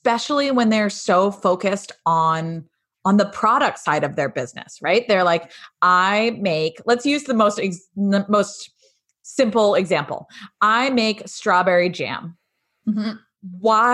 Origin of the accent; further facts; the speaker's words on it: New England, United States; moved away; I grew up in New England and land of Dunkin' Donuts